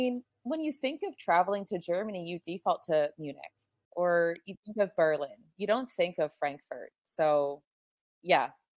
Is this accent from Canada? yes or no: yes; Kingston, New Brunswick, Canada; moved away as an adult; also born or lived in Saint John; So I was born in St. John, New Brunswick. And I was raised about 40 kilometers outside the city in a place called Kingston. I stayed there until I was about 20.